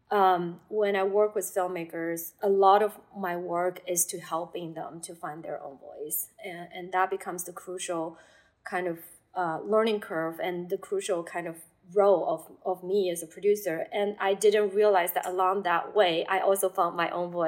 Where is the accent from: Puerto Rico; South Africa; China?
China; Shanghai; moved away as an adult; also born or lived in Berkeley, United States; growing up in Shanghai, which is a city that's very much influenced by Western countries